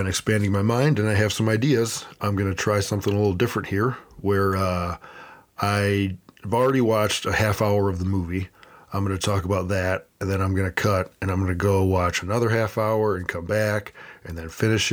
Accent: Buffalo, New York, United States; I currently live and where Buffalo is my hometown

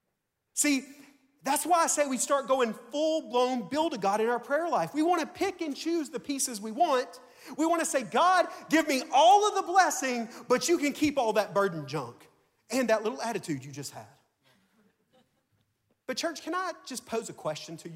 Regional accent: Tuscaloosa, Alabama, United States; now in Mississippi, United States; I'm from Tuscaloosa, Alabama

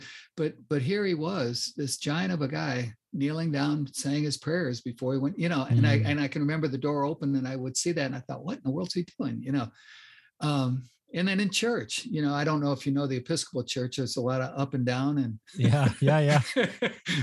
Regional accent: Chicago, Illinois, United States; But I grew up in the North Shore of Chicago.

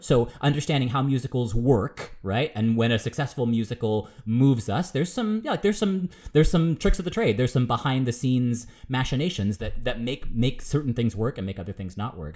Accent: United States; I'm American

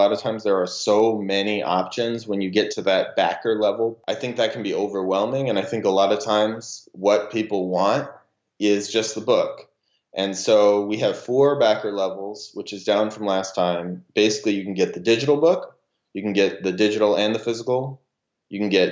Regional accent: Spokane, Washington, United States; my hometown of Spokane, Washington

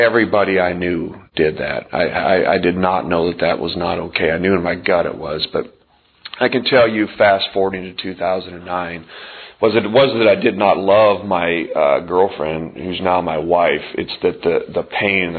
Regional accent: Montana, United States; moved away as an adult; also born or lived in southern Indiana; I grew up in Montana

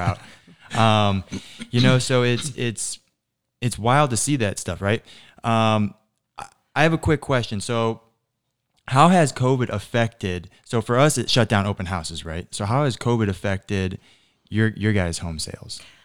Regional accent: Naples, Florida, United States; so I grew up in North Naples

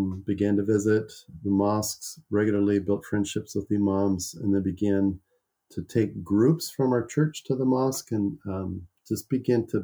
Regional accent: the Northwest, Pacific Northwest, United States; I'm from the Northwest

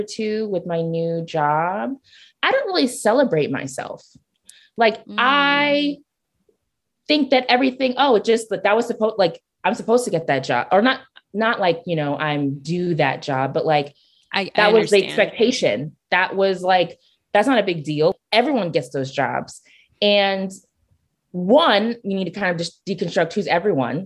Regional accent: Nigeria; I'm Nigerian

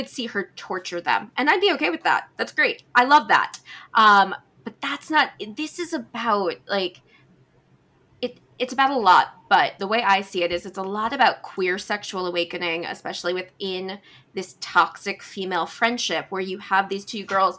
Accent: New York, United States; I'm from New York. I grew up in New York.

